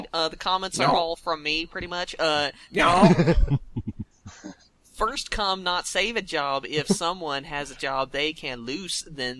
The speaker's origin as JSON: {"language": "English", "region": "Alabama", "country": "United States", "said": "this is gonna surprise y'all, but I'm from Alabama."}